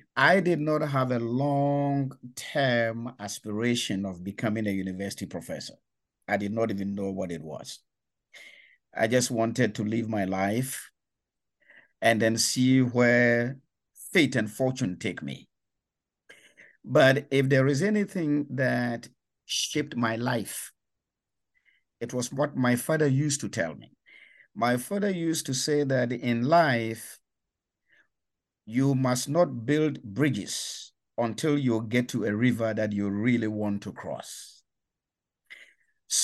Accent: Ghana; I come from Ghana. In West Africa, and that was where I was born, raised, and educated from elementary school in the 1960s through to university in the 1980s.

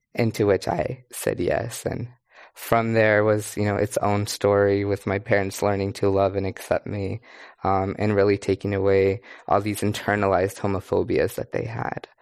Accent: Kerman, California, United States; moved away as an adult; also born or lived in Berkeley, California; I grew up in Carmen, California, which is majority Latinx

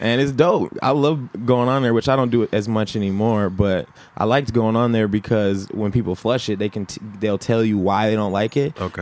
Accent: Minneapolis, Minnesota, United States; also born or lived in Atlanta, Georgia; I was born originally in the Twin Cities, and then when I was two years old, I moved to Atlanta, Georgia

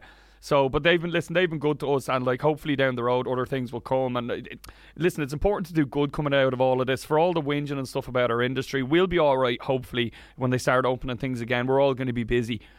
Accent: Wicklow, Leinster, Ireland; I grew up in Wicklow.

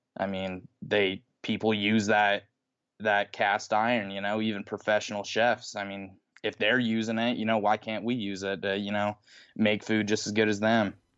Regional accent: Utah, United States; I'm from Utah

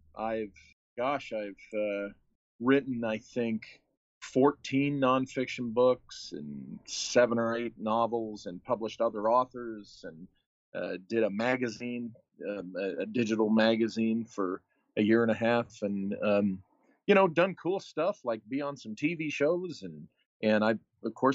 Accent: San Diego, California, United States; I was born in San Diego, and, you know, this is pretty much my home state

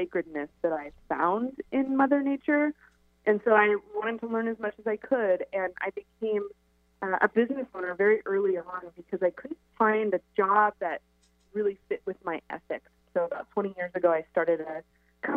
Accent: Pacific Northwest, United States; I grew up here in the Pacific Northwest

